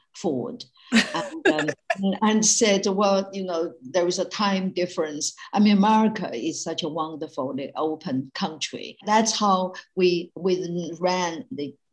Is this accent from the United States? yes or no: no; China; born or raised there; moved away as an adult; now in United Kingdom